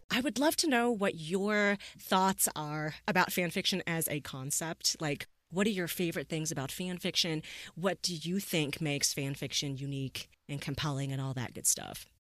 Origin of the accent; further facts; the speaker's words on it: the West, United States; I'm from the West here